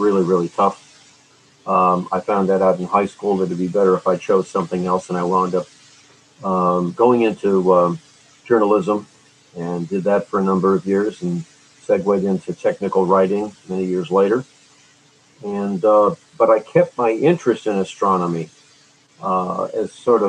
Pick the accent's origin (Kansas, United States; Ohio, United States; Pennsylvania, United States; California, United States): Ohio, United States; Cleveland; Cleveland in 1966, my hometown